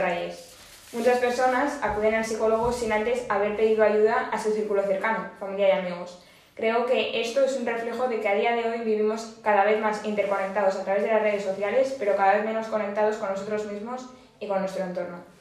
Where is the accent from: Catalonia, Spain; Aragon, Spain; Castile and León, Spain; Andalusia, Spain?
Aragon, Spain; muy tozuda como buena maña